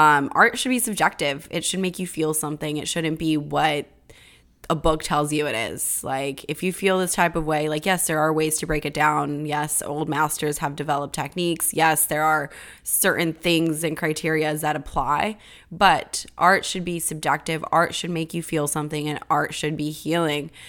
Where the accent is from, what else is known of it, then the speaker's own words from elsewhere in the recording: California, United States; I'm from California